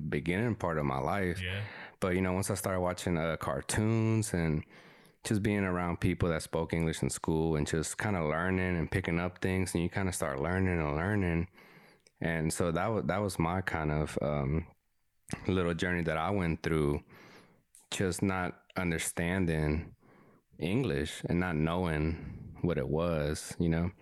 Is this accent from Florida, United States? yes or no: no; Texas, United States; first language Spanish; English is a second language; me and uh, Jesse, we grew up here in Texas